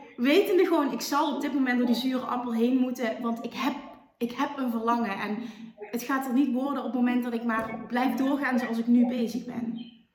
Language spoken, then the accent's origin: Dutch; Limburg, Netherlands; accent: Limburgs; ik heb een Limburgs accent